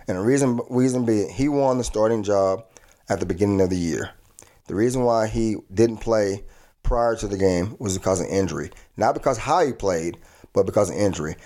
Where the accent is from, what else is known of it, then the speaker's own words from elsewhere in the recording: Texas, United States; being a Texan myself